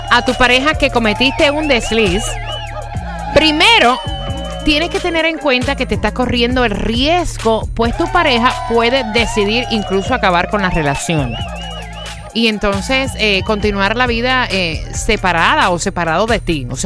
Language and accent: Spanish; Venezuela; Yo, soy, yo, soy, venezolano, vale. ¡Eh, Venezuela!